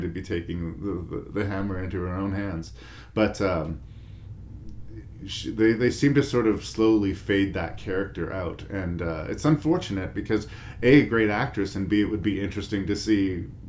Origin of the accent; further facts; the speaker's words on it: Canada